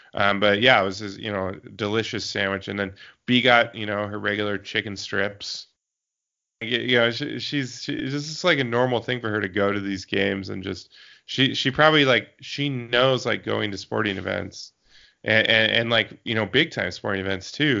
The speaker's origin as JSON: {"language": "English", "region": "Eastern Washington", "country": "United States", "tie": "born or raised there", "also_born_or_lived": "Seattle", "said": "I grew up in Eastern Washington"}